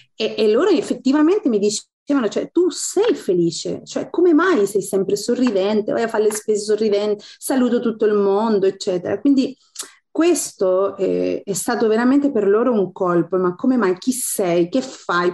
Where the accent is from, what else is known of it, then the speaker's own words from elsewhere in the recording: Chile; Italian is a second language; moved away as an adult; also born or lived in Italy; now in Istanbul, Turkey; Lì sono nata, sono cresciuta